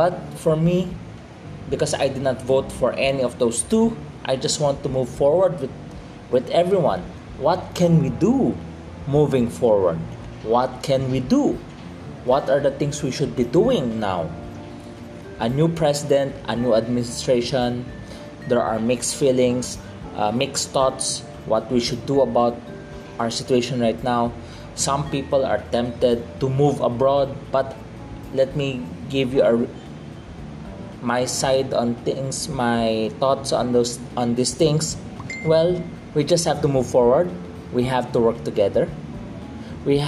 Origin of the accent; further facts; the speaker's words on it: Philippines; by blood I am Chinese, but by culturally I am a Filipino.